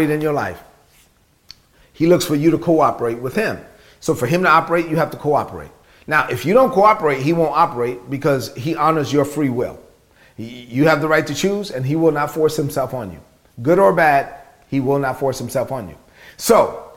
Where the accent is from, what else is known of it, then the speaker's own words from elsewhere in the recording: New York City, New York, United States; growing up in Brooklyn, son of immigrant parents, being raised on public assistance